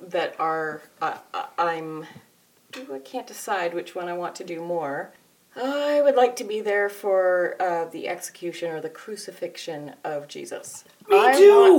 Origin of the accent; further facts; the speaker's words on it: Canada; I'm Canadian